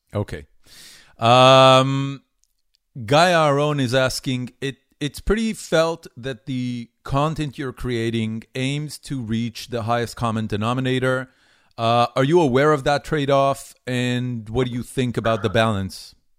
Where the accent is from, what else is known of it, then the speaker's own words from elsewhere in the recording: Haifa, Haifa District, Israel; moved away as an adult; also born or lived in Tel Aviv, Israel / California, United States; now in Austin, United States; I grew up in Haifa. That was my uh, entire childhood